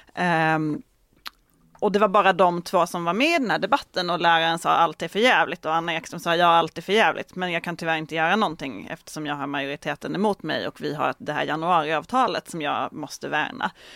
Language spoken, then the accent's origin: Swedish; Malmö, Skåne, Sweden; i Malmö där jag kommer ifrån